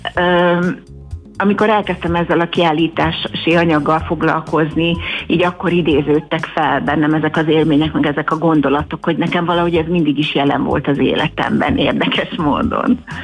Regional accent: Bakonycsernye, Fejér, Hungary; Bakoncsárnyén a faluban, ahol fölnőttem

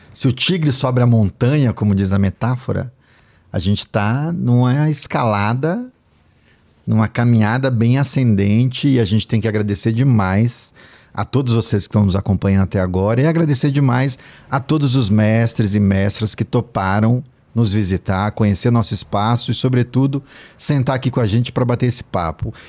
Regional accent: Northeast Brazil, Brazil; eu, nordestino

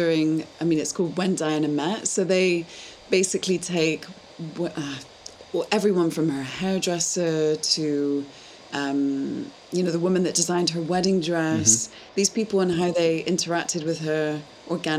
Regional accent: United Kingdom; now in Amsterdam, Netherlands; as British people

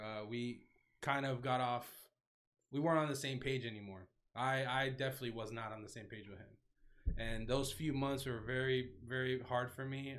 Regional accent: Davie, Florida, United States; also born or lived in Tallahassee / Orlando / Miami; I'm from Davie, born and raised Florida.

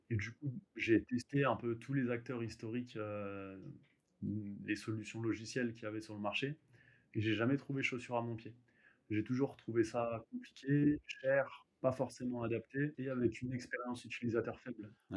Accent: Hauts-de-Seine, Île-de-France, France; je viens des Hauts-de-Seine

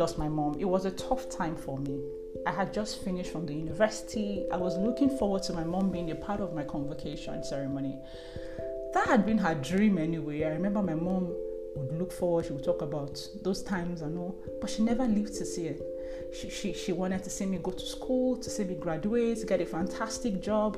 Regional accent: Nigeria; I'm first Nigerian

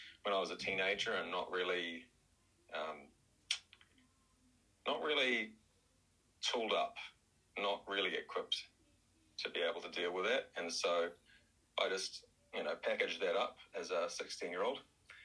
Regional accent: Hamilton, Waikato, New Zealand; born or raised there; moved away; also born or lived in Wellington, New Zealand / Australia

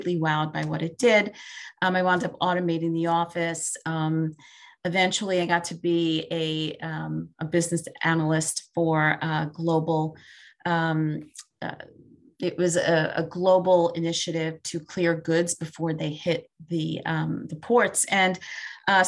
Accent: New York City, New York, United States; also born or lived in Binghamton, New York; Born and raised in Brooklyn, New York, still here by choice.

